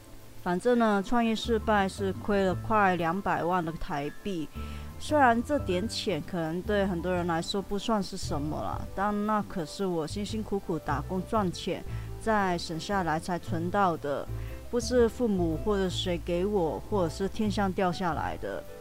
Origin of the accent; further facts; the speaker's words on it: Hong Kong; first language Cantonese; Chinese is a second language; moved away as an adult; now in Taiwan; 我不是台湾土生土长的，我是几年前只身从香港到台湾打拼的九十后，也就是台湾说的八年级生，所以我的母语是粤语、广东话。